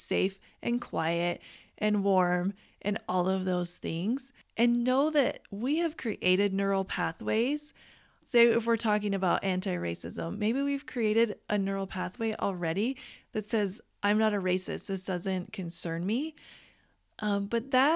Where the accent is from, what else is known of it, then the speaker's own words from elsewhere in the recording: Canada; I grew up in Canada